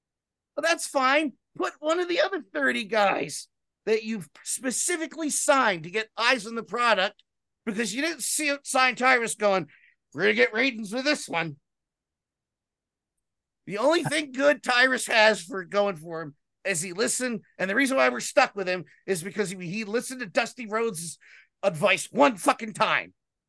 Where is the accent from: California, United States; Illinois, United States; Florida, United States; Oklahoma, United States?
Illinois, United States; Chicago; We're from Chicago.